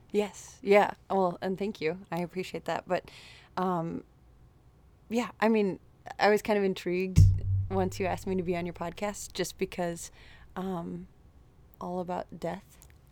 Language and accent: English; Wayzata, Minnesota, United States; born and raised in Wayzata, Minnesota